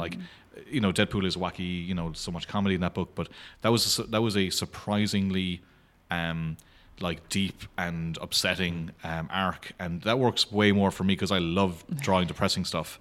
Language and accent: English; Clare, Munster, Ireland; I'm from Clare